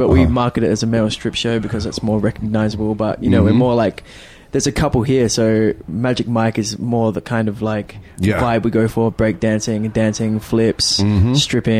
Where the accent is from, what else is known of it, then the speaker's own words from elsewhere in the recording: Adelaide, South Australia, Australia; moved away; from Australia.